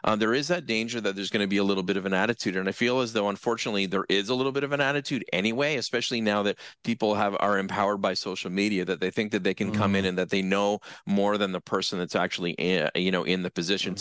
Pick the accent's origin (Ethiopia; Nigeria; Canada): Canada; Brantford, Ontario; I'm originally from Brantford. So I figured, okay, let's do the internship in the town where I grew up